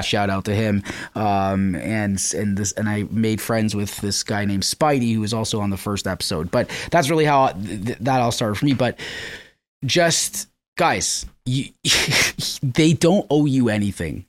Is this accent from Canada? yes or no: yes; Canada; I'm from Canada